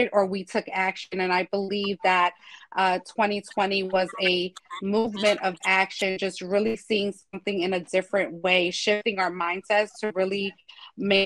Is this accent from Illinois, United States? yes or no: yes; Chicago, Illinois, United States; moved away as an adult; now in Philadelphia, United States; originally from Chicago